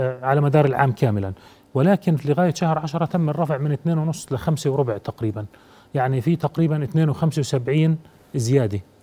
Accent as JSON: {"language": "Arabic", "country": "Jordan", "said": "أنا كمواطن أردني"}